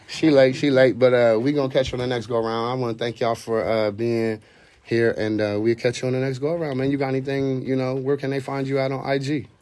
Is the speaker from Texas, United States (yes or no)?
no; Columbus, Ohio, United States; also born or lived in Youngstown, Ohio; I grew up in the Linden area. I'm originally from Youngstown.